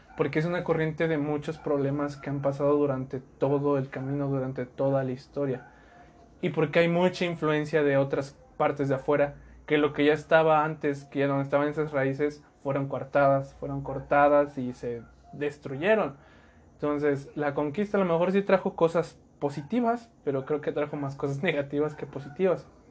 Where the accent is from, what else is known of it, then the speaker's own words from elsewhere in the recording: Mexico; como mexicanos hemos creado esa identidad